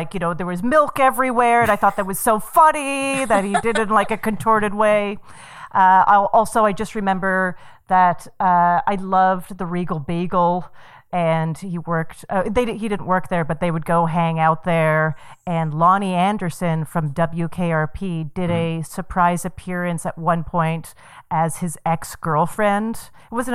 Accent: Calgary, Alberta, Canada; born or raised there; moved away

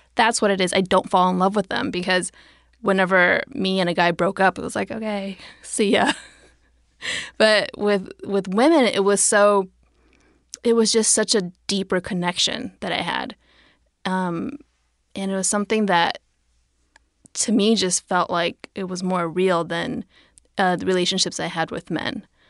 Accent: United States; raised American

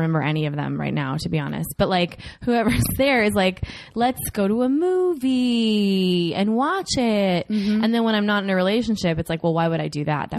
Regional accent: Minneapolis, Minnesota, United States; born or raised there

